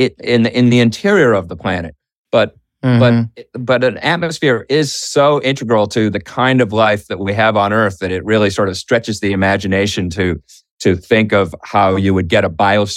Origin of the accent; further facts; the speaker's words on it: Boston, Massachusetts, United States; Boston, my hometown.